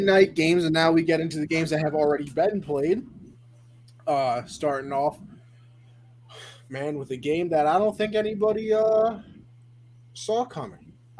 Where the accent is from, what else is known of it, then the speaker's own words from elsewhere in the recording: East Coast, United States; why would you make me play on a West Coast time and I'm from the East Coast?